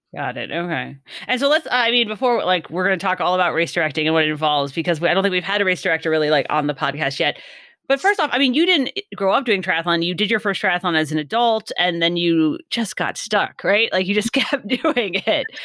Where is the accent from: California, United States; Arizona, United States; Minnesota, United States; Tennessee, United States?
California, United States; I'm from mm-hmm. California.